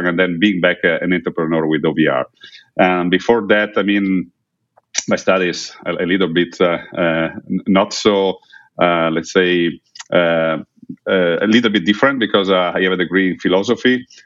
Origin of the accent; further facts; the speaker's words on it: Udine, Friuli-Venezia Giulia, Italy; in Udine, my hometown here in Italy